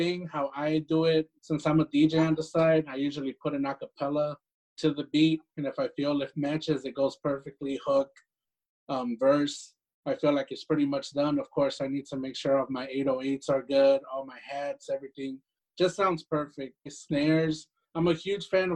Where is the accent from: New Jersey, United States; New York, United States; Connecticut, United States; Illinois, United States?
Illinois, United States; Chicago; I'm from Chicago, Illinois, Little Village to be exact.